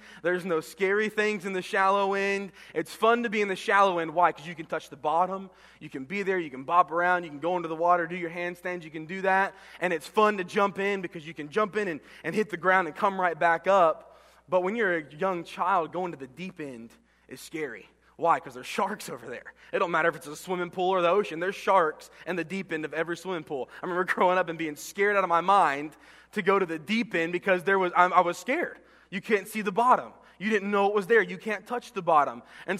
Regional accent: Florida, United States; also born or lived in Texas; I remember growing up as a kid and growing up in Florida and Texas, where it was really hot

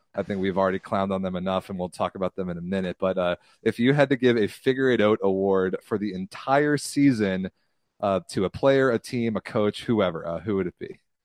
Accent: United States; I'm American

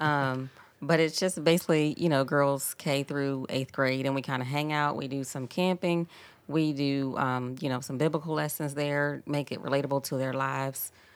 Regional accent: Philadelphia, Pennsylvania, United States; moved away as an adult; now in South Point, United States; I'm actually originally from Philadelphia. I've been here about twenty plus years

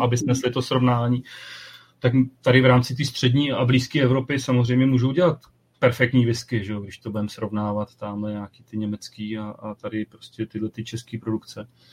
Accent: South Bohemian Region, Czechia; já jsem z Jihu Čech

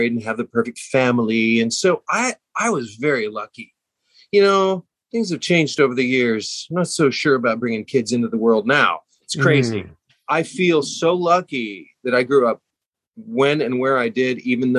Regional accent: Hutchinson, Kansas, United States; moved away as an adult; also born or lived in Wichita, Kansas / Dallas, Texas / New York; I grew up in Hutchinson, Kansas

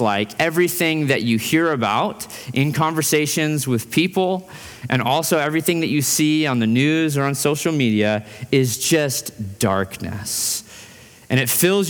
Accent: Fairbanks, Alaska, United States; now in Boise, United States; In Fairbanks, Alaska, where I grew up

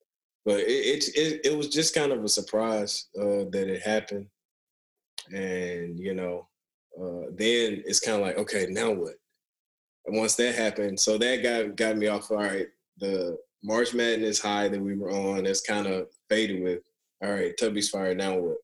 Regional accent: Memphis, Tennessee, United States; where I'm from Memphis

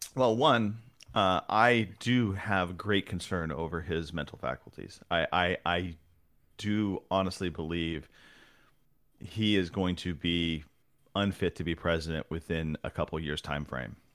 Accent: Southern California, United States; now in Northern California, United States; I was born in Southern California, kind of, as I've gotten older, made my way north

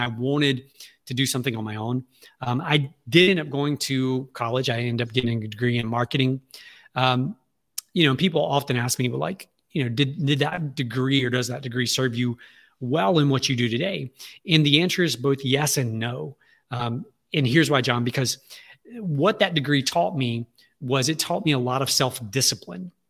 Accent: Alexandria, Louisiana, United States; I was born and raised right here in Alexandria, Louisiana

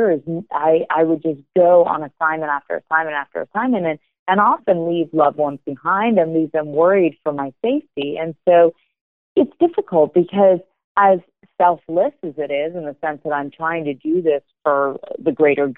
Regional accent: United States; I am American

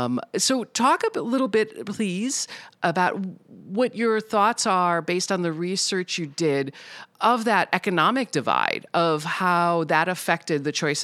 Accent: Midwest, United States; as a Midwesterner.

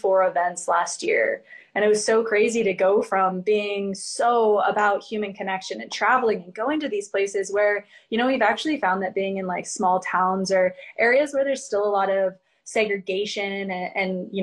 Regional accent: Springfield, Illinois, United States; now in Phoenix, United States; I'm from Springfield, Illinois, so I'm a Midwest girl at heart

